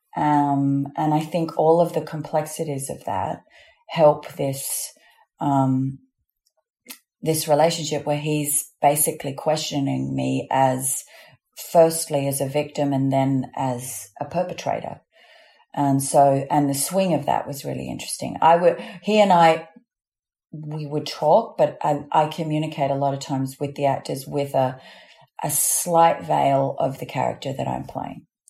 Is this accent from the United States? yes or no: no; Australia; accent: Australian; I don't use my Australian accent at all